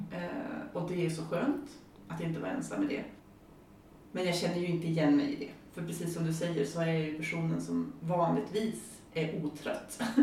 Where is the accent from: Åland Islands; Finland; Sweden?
Sweden; High Coast, Västernorrland County; moved away as an adult; also born or lived in Växjö; Jag kommer ju från Höga Kusten